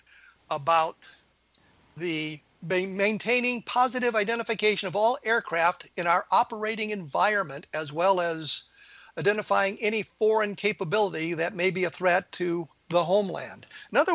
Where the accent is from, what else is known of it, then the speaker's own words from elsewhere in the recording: United States; I grew up in the United States